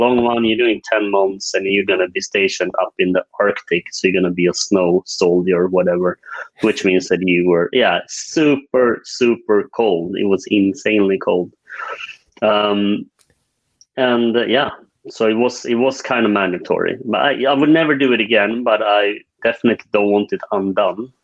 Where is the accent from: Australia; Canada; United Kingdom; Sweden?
Sweden; northern Sweden; also born or lived in South Korea; now in Stockholm, Sweden; I am uh, Swedish uh, although I was adopted from South Korea when I was two years old. Grew up in the uh, northern parts of Sweden